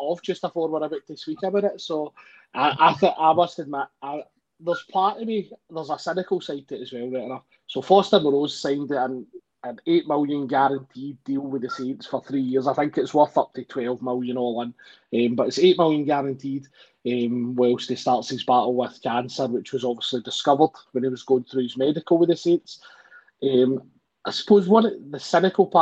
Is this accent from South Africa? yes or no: no; Scotland, United Kingdom; being Scottish